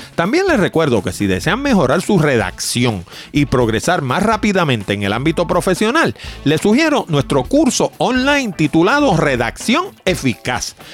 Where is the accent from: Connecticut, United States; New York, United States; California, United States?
New York, United States; now in Puerto Rico; cuando yo era pequeño yo me crié en Nueva York